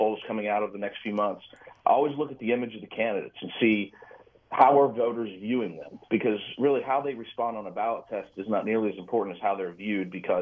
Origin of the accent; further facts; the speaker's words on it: Weirton, West Virginia, United States; moved away as an adult; now in Tulsa, United States; I grew up in Weirton